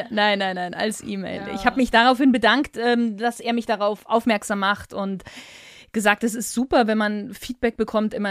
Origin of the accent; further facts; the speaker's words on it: Bavaria, Germany; accent: Lower Bavarian; Ich bin ja eigentlich aus dem Niederbayerischen heraus. Jetzt hört man das bei mir ja fast gar nicht, würde ich behaupten. Aber das hinten das T weglassen oder so die Endungen nicht ganz auszusprechen, kommt tatsächlich in so ein bisschen aus dem Niederbayerischen.